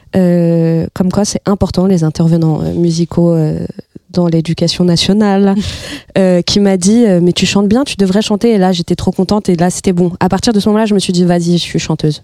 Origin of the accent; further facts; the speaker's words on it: Les Ulis, Île-de-France, France; also born or lived in Florianópolis, Brazil; j'ai grandi aux Ulysses dans le 91